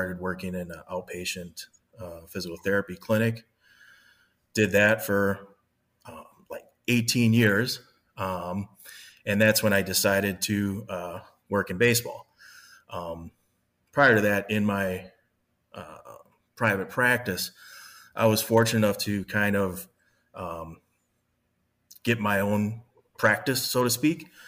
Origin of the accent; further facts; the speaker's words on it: Kenosha, Wisconsin, United States; I grew up in Kenosha, Wisconsin